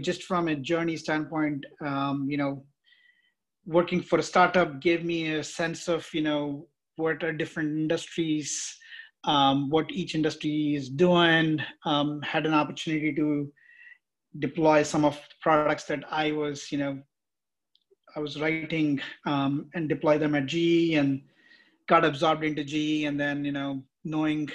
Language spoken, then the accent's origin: English; India; moved away; also born or lived in San Jose; I'm basically from India